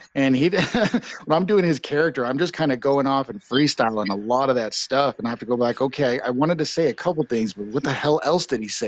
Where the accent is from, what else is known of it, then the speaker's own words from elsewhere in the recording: Farmington, New Mexico, United States; also born or lived in Sacramento / Las Vegas; in farmington in, in my hometown